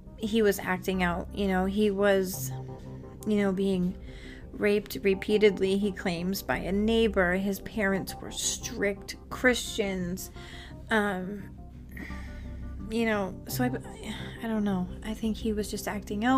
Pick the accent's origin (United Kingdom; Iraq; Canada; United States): United States; Massachusetts; I'm from Massachusetts